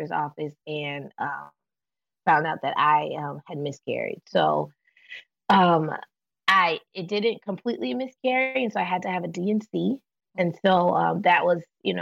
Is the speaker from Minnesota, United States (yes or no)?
no; Atlanta, Georgia, United States; moved away as an adult; now in Novato, United States; I live in Novato, California. We're from Atlanta. We've lived in California in the Bay Area for about 2.5 years, almost 3 years. And we moved from Atlanta